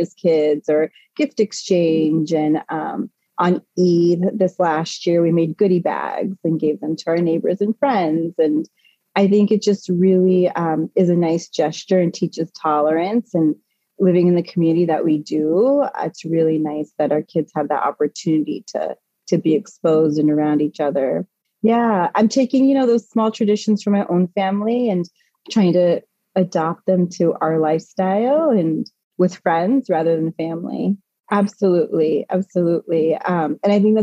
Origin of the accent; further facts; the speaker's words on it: California, United States; moved away as an adult; now in East Coast, United States; I was born and raised in California, so on the opposite side of the coast. I moved to the East Coast 16 years ago